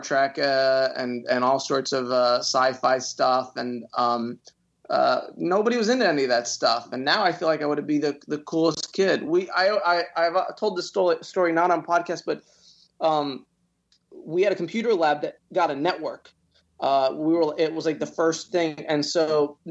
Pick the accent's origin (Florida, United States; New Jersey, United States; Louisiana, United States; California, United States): Florida, United States; Jacksonville; moved away as an adult; also born or lived in Quad Cities, Iowa / Washington, D.C.; now in Los Angeles, United States; when I was 10, I moved to Jacksonville, Florida, which is, North Florida